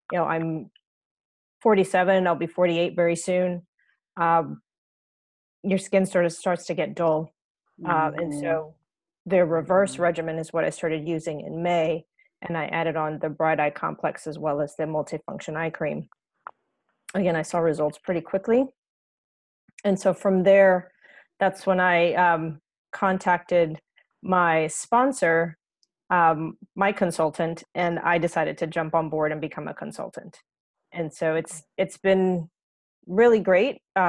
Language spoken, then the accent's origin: English; Texas, United States; also born or lived in Iowa, United States / Brooklyn, United States / Virginia, United States / England; now in New Jersey, United States; I'm originally from Texas, but have spent quite a lot of time in lots of different places, from Iowa to Brooklyn to Virginia to here in New Jersey and in New York, and spent almost 2 years in England.